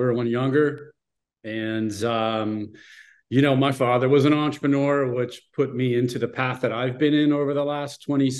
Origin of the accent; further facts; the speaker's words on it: Monroeville, Pennsylvania, United States; born and raised in Monroeville, Pennsylvania.